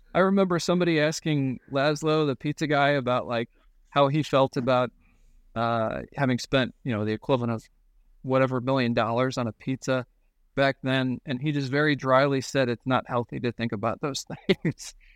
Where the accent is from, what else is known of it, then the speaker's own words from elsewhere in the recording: United States; I'm an American